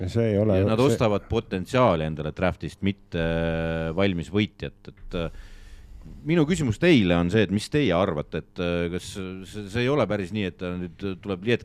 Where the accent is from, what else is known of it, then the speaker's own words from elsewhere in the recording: Estonia; me, me ikkagi oleme eestlased, me peame eestlastel nagu